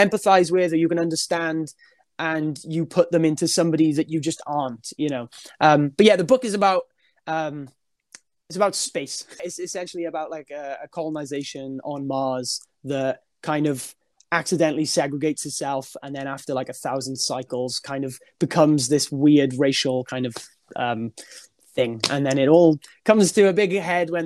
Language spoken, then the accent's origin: English; Wales, United Kingdom; I'm obviously a Welsh dude